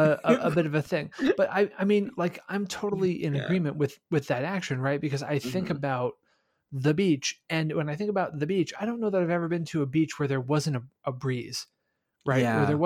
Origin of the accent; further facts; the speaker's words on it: Midwest, United States; I'm a Midwesterner. Near is anywhere within a 2-hour drive.